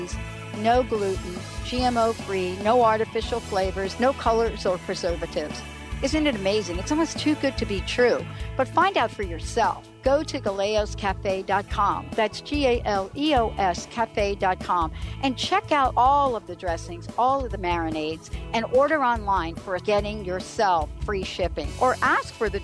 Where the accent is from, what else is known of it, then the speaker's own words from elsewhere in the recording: New York City, New York, United States; moved away; I grew up in New York